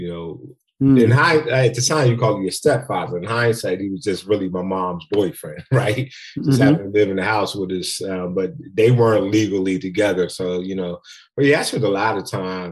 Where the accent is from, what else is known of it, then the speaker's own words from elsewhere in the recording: Philadelphia, Pennsylvania, United States; I'm from Philly. Grew up in Philly, Robinson Street in West Philly to be exact.